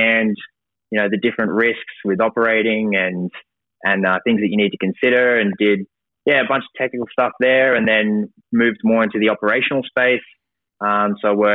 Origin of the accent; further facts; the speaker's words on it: Brisbane, Queensland, Australia; I grew up in Brisbane, went to school in the Redlands